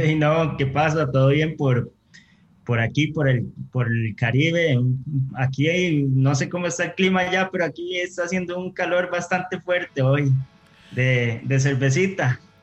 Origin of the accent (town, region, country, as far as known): Costa Rica